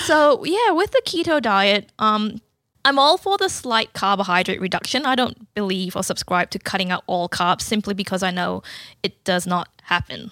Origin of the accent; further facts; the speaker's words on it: Malaysia; moved away as an adult; also born or lived in Newcastle, Australia / Portland, Victoria, Australia; now in Canberra, Australia; I was born in Malaysia and I moved to Australia in two thousand seven